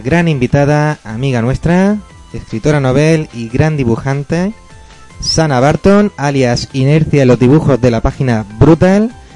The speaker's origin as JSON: {"language": "Spanish", "town": "Lanjarón", "region": "Andalusia", "country": "Spain", "tie": "born or raised there", "moved": "yes", "lives_now": "Granada, Spain", "said": "jugaba en la recreativa de mi pueblo, Lanjarón"}